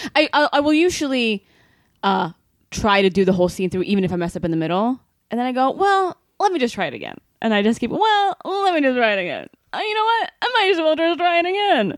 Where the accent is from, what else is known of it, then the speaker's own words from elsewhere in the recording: Sweden; moved away as an adult; now in Los Angeles, United States; I'm from Sweden, right? I came here from Sweden eight years ago.